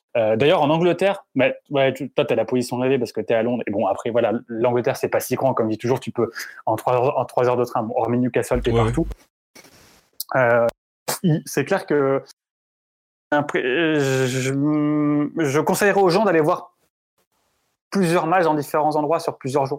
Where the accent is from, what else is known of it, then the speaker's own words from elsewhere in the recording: France; quand on est français